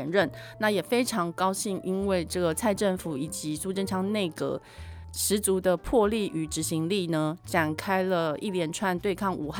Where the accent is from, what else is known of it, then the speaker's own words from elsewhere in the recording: Japan; Chinese is a second language; 包括我们日本人非常非常重视的奥运，也被迫了就是要延期